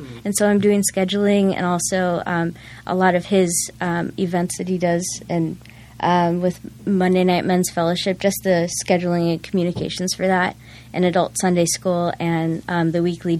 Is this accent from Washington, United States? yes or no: no; El Cajon, California, United States; So I grew up in East County, right where Grossmont, Fletcher Hills area.